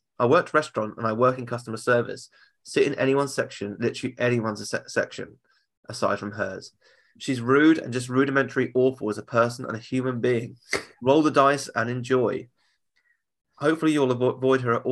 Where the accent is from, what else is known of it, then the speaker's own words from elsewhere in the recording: United Kingdom; I'm British.